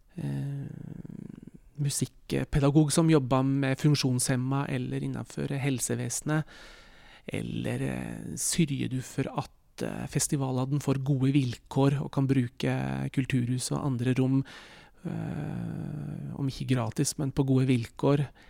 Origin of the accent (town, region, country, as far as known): Norway